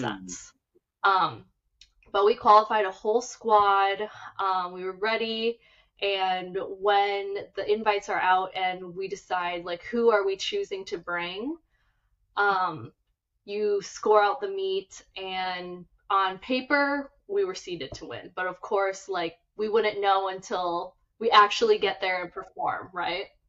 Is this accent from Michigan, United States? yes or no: no; Minnesota, United States; moved away as an adult; now in Los Angeles, United States; born and raised in Minnesota